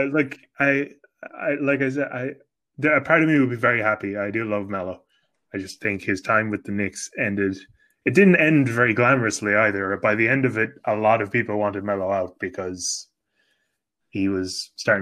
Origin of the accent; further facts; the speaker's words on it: Ireland; I'm not an American, and you know, I'm not only am I white, I'm Irish